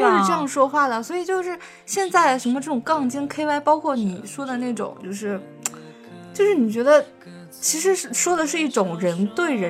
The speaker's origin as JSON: {"language": "Chinese", "country": "China", "said": "我们中国人说的"}